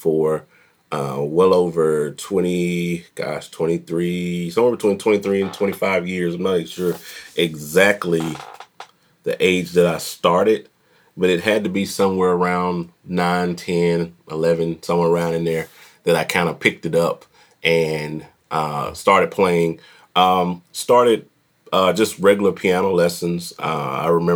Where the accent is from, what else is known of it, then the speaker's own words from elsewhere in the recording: Jackson, Tennessee, United States; I'm from Jackson, Tennessee, right down about 45 minutes or so from Memphis